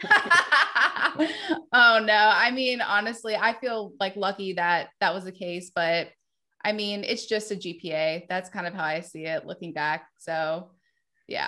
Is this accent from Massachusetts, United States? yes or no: no; Wendell, North Carolina, United States; also born or lived in Virginia Beach, Virginia; I grew up in Wendell, North Carolina